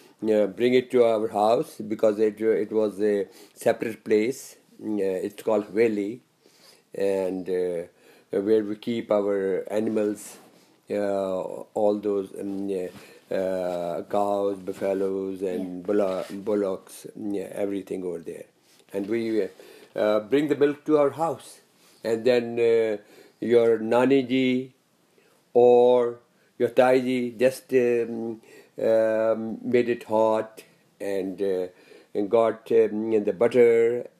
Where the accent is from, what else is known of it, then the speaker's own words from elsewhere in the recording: Sialkot, Punjab, Pakistan; born there; I was born in Sialkot, which is now in Pakistan.